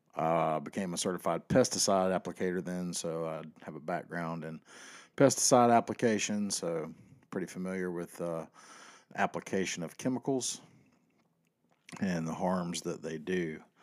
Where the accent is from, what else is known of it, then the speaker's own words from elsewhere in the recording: the South, United States; I was born and raised in the South